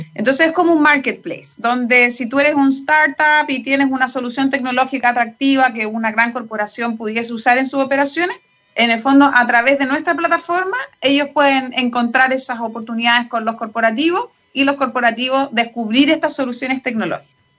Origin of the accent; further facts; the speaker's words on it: Chile; moved away as an adult; also born or lived in United States; Yo me fui a los 21 años de Chile, de hecho, me estuve casi 18 años fuera de Chile